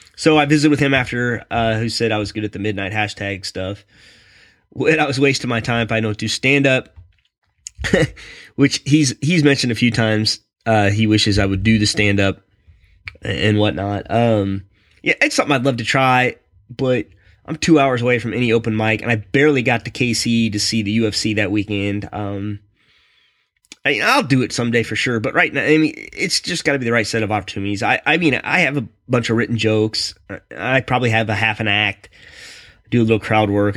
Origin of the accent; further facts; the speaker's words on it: Raleigh, North Carolina, United States; I'm from Raleigh